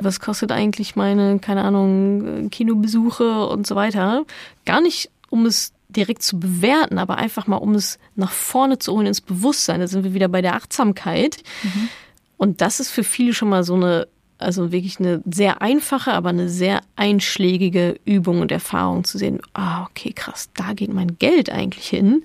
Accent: Dortmund, North Rhine-Westphalia, Germany; Ich komme aus Dortmund, also großer BVB-Fan natürlich

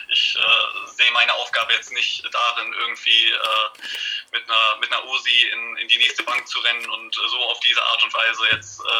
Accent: Ennepe-Ruhr-Kreis, North Rhine-Westphalia, Germany; now in Düsseldorf, Germany; ursprünglich aus äh, dem Ennepe-Ruhr-Kreis, bin jetzt mittlerweile aber nach Düsseldorf gezogen

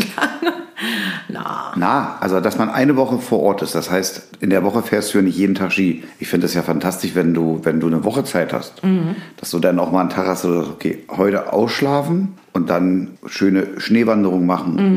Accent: Berlin, Germany; ich bin ja in Berlin groß geworden. Da bin ich ja schon, als ich als Baby geboren wurde, hin.

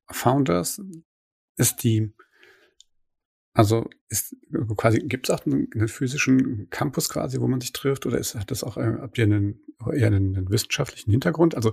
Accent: Mainz, Rhineland-Palatinate, Germany; bin ja eigentlich aus Mainz.

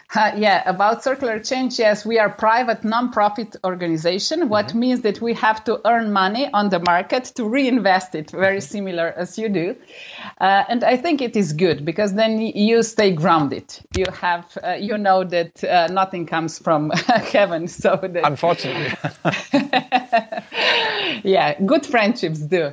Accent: Slovenia; I'm coming from Slovenia, the country of 2 million people altogether.

